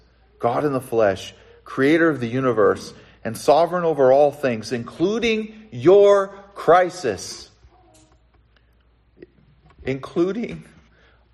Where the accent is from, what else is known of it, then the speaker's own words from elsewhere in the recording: Southern California, United States; I grew up in Southern California